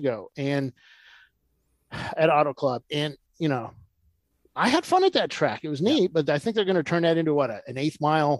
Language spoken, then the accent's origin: English; San Diego, California, United States; now in Central Virginia, United States; I'm from San Diego. I grew up in San Diego.